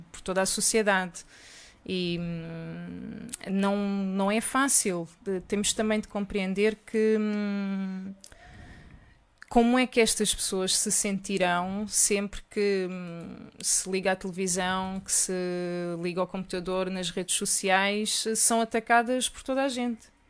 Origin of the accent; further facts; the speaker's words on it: Portugal; sou portuguesa.